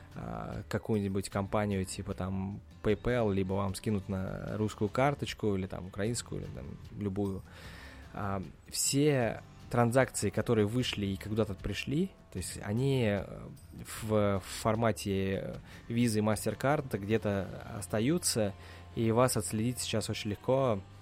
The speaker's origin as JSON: {"language": "Russian", "country": "Russia", "moved": "yes", "lives_now": "United States", "said": "я из России"}